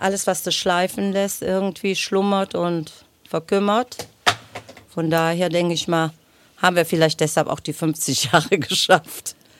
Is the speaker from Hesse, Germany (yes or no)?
no; North Rhine-Westphalia, Germany; wir sind groß geworden auf der Neusser Straße, bevor meine Eltern nachher auf der Förderstraße ein Haus gebaut haben